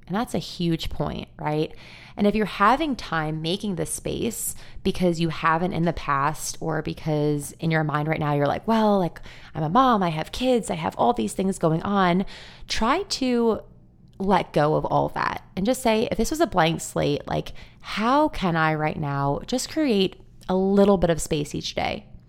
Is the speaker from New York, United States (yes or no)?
yes; Long Island, New York, United States; I grew up on Long Island in New York, and I live here today